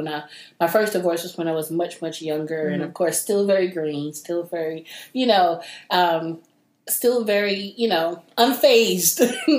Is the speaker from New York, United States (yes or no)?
yes; New York City, New York, United States; also born or lived in Brooklyn, New York; now in Atlanta, United States; I'm originally from New York